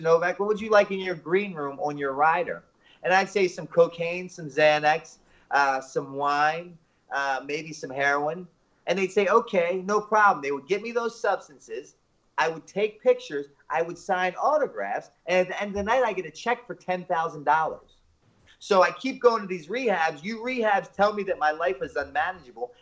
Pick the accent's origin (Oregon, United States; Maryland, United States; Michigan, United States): Maryland, United States; Baltimore; I'm originally from Baltimore, Maryland, born and raised